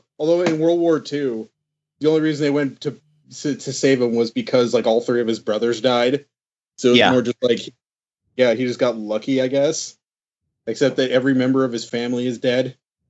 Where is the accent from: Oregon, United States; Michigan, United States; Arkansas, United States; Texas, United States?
Texas, United States; Well, I am from Texas, although